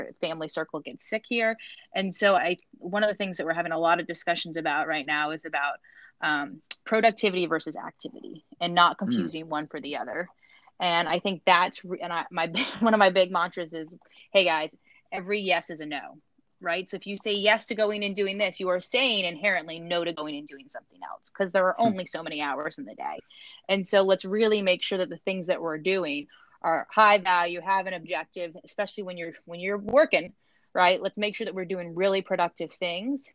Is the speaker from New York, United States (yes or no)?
no; Virginia, United States; growing up in Virginia